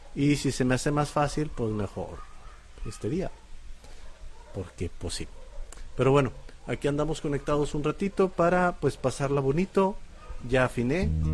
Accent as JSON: {"language": "Spanish", "town": "Monterrey", "region": "Nuevo León", "country": "Mexico", "said": "Somos regios"}